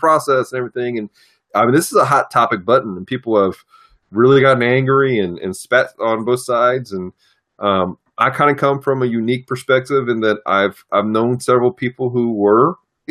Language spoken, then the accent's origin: English; United States; as an American citizen